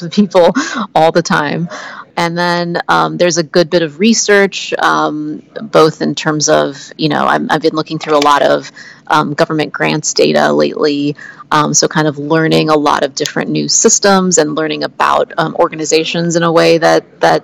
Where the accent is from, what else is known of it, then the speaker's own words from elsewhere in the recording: Oklahoma, United States; I grew up in Oklahoma